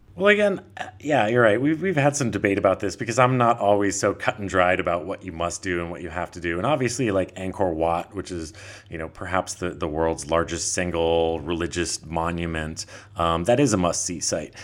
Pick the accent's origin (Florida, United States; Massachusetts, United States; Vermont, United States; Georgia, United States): Vermont, United States; moved away as an adult; also born or lived in Honolulu, Hawaii; now in Thailand; I'm originally from Vermont